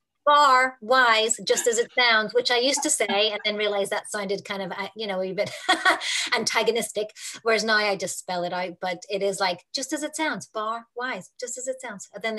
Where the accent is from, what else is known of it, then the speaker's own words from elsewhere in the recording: Australia; now in Northern Ireland, United Kingdom; And also I'm based in Northern Ireland, but I grew up in Australia and I've traveled around the world and lived in different places.